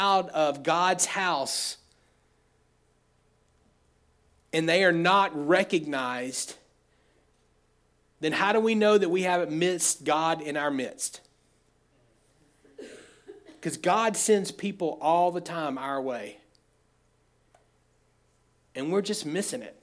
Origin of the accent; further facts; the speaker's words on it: United States; I grew up in Oconee County, lived in Oconee County all my life